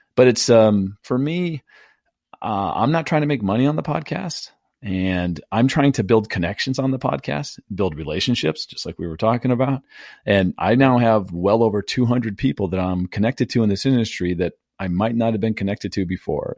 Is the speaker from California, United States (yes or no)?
yes; San Diego, California, United States; born and raised in San Diego